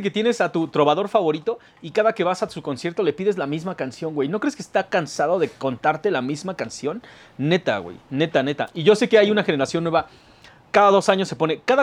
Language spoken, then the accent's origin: Spanish; Mexico City, Mexico; como ciudadano de México, güey, como latinoamericano, como chilango, güey